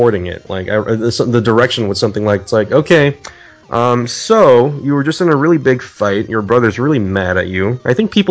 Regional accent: Shanghai, China; As a Chinese guy growing up in Shanghai

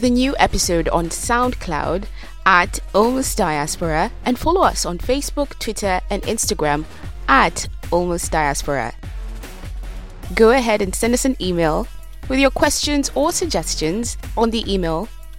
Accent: Kenya; now in United Kingdom; I'm a Kenyan living in the UK

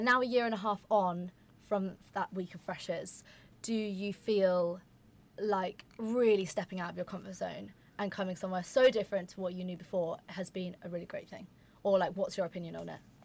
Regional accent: London, United Kingdom; moved away as an adult; now in Exeter, United Kingdom; I'm from London. I'm south, like southern south

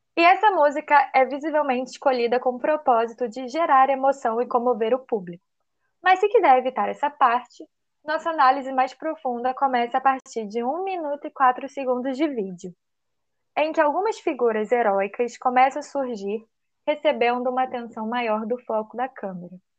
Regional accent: Brazil; nós somos brasileiras, porque não somos chilenas, nem japonesas

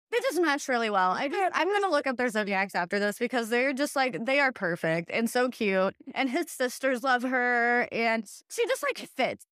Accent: Hillsboro, Midwest, United States; moved away; also born or lived in the Twin Cities; growing up in Hillsboro

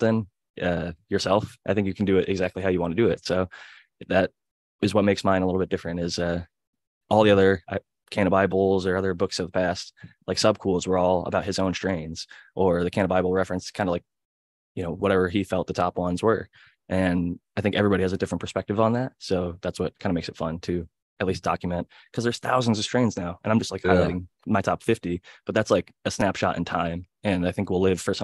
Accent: Cleveland, Ohio, United States; Ohio boy growing up in Cleveland

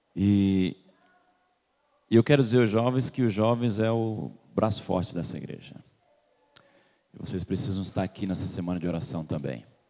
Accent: Salvador, Bahia, Brazil; now in Curitiba, Brazil; eu também sou baiano, nascido em Salvador.

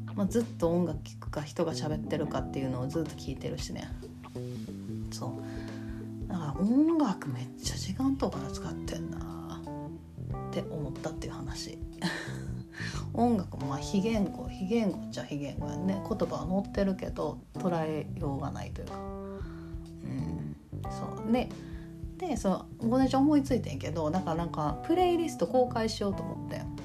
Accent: Kansai, Japan; accent: Kansai dialect

